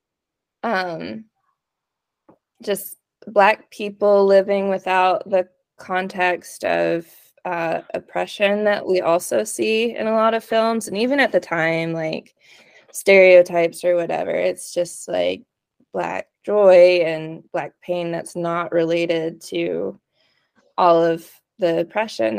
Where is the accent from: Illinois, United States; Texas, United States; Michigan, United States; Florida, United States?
Texas, United States; East; we grew up in East Texas